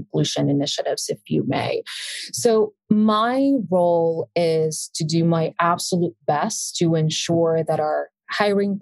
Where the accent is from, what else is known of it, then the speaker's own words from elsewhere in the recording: Buenos Aires, Argentina; first language Spanish; English is a second language; moved away; I was born and raised in Buenos Aires, Argentina